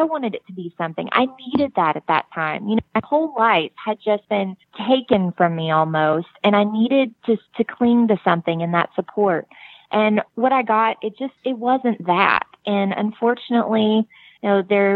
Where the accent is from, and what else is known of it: United States; accent: country